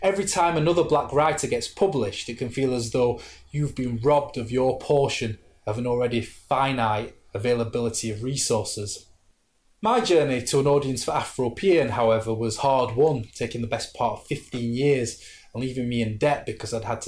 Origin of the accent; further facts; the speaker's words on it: Sheffield, Yorkshire and the Humber, United Kingdom; I'm working class from Sheffield.